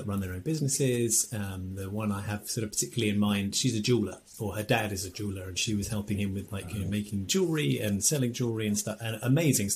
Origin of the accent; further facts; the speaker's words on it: England, United Kingdom; we're English